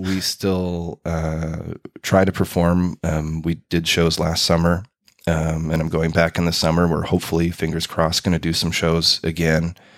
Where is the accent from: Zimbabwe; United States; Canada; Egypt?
Canada; Winnipeg, Manitoba; moved away as an adult; now in Berlin, Germany; Growing up in Winnipeg